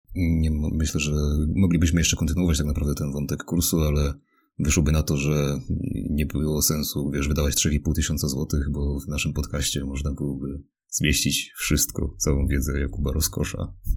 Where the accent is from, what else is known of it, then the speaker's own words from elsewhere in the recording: Mielec, Subcarpathian Voivodeship, Poland; ja jestem z akurat z mniejszego miasta, e, z Mielca tutaj na Podkarpaciu